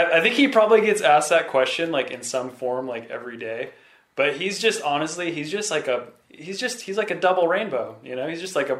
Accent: San Diego, California, United States; as a kid growing up in San Diego

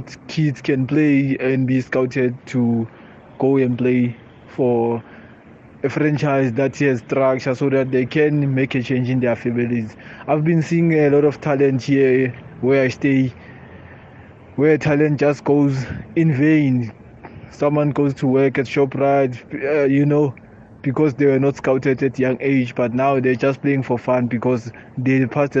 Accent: Soweto, Gauteng, South Africa; I'm from Soweto.

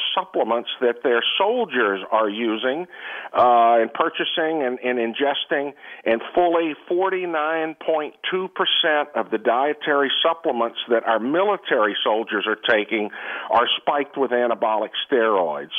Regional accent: Texas, United States; I'm from Texas

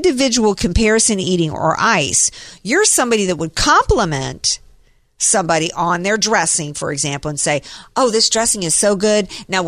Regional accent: the South, United States; when I was growing up in the South

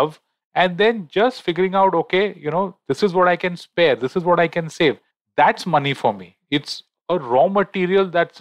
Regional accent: Mumbai, Maharashtra, India; I'm born and raised in Bombay

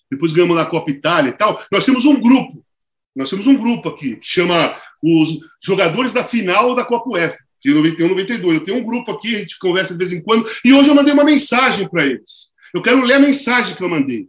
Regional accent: Brazil; also born or lived in Turin, Italy; da favela, da zona leste, onde eu nasci

